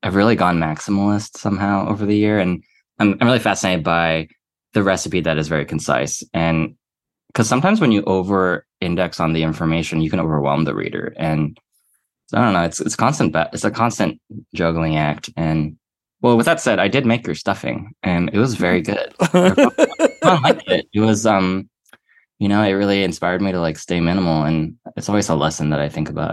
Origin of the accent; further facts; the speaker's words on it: Atlanta, Georgia, United States; moved away; going back home to Atlanta